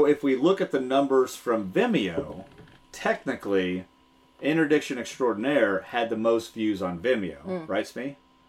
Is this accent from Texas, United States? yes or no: yes; Texas, United States; moved away; And you know I'm a Texas fan, being from Texas.